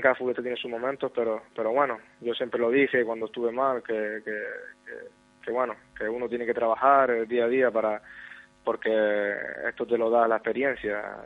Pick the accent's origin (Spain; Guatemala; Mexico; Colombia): Spain; Gran Canaria, Canary Islands; este es el equipo de, mi vida, de mi tierra